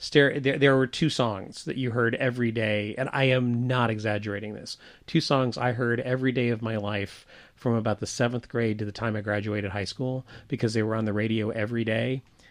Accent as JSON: {"language": "English", "region": "Deep South", "country": "United States", "tie": "born or raised there", "said": "I probably heard those songs almost every day of my life. In the time that I grew up in the Deep South."}